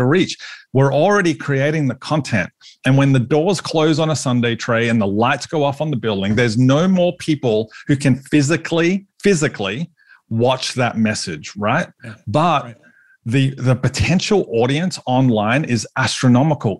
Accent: Australia; I'm Aussie

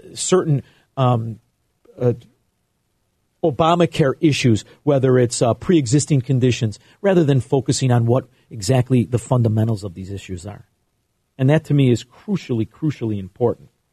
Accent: United States; we as American capitalists

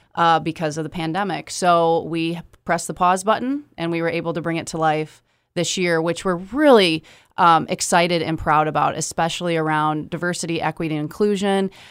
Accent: Kalamazoo, Michigan, United States; I am, born and raised here

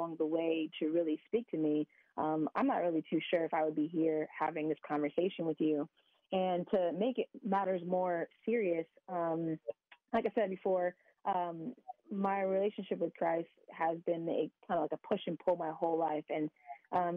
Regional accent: San Diego, California, United States; I grew up in San Diego, California, aka America's finest city

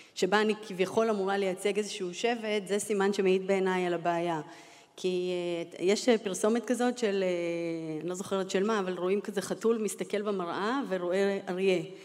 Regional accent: Holon, Tel Aviv District, Israel; also born or lived in Latvia; עליתי אה, מברית המועצות, זאת אומרת מלטביה, אה, כילדה, אה, אני בת למשפחה אירוויזיוניסטית, משפחה של אסירי ציון, גדלתי בחולון

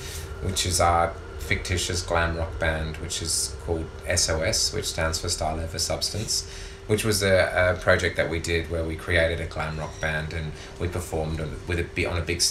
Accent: Perth, Western Australia, Australia; now in Melbourne, Australia; all the years growing up in Perth feeling vulnerable

